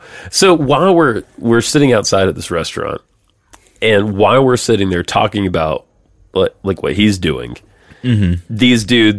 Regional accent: Georgia, United States; I love my home state

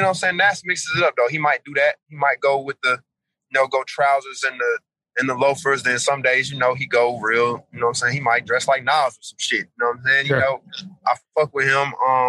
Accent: Atlanta, Georgia, United States; I'm from Atlanta, bro. I'm from the east side. So, you know, this is trap city. This is trap capital. This is like, this is Black Hollywood. This is where the most wealthiest Black people live.

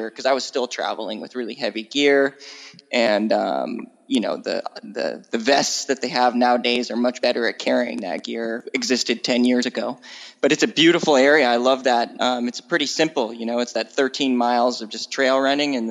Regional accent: Washington, United States; now in California, United States; I moved from growing up in Washington State to California.

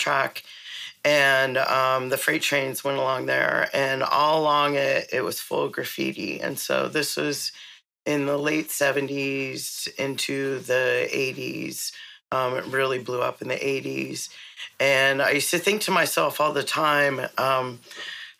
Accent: Pittsburgh, Pennsylvania, United States; moved away as an adult; also born or lived in San Francisco; I grew up in Pittsburgh, Pennsylvania, in very white suburbs

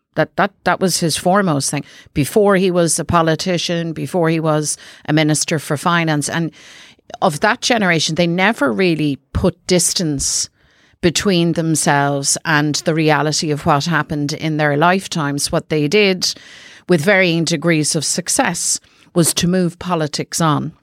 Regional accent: Dublin, Leinster, Ireland; I'm from South Dublin.

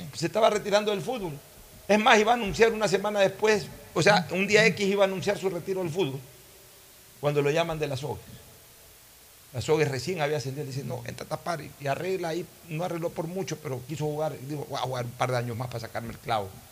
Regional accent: Ecuador; soy ecuatoriano

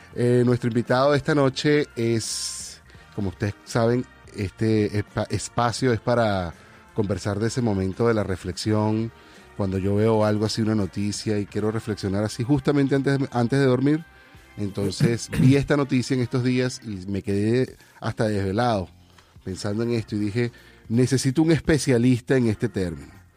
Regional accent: Venezuela; moved away; hasta que me fui del país

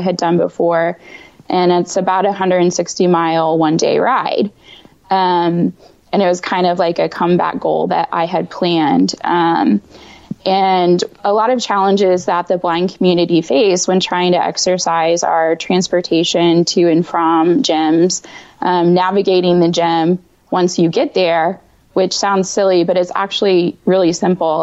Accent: Indiana, United States; moved away as an adult; now in Washington, D.C. metro area, United States; I am based in the DC metro area, um, but I'm actually from Indiana

